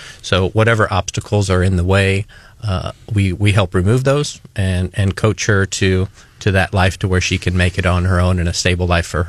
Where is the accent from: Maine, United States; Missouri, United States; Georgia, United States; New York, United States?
Missouri, United States; Jefferson City; moved away as an adult; now in Columbia, United States; After being born and raised in Jefferson City, I ended up at the University of Missouri, where I graduated in 97 with a degree in plant science